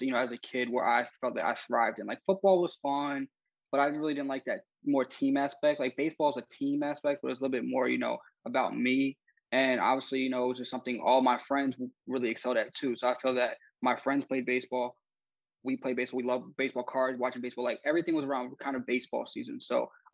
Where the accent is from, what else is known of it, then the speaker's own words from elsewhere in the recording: Philadelphia, Pennsylvania, United States; my other friend, we're from the Philadelphia area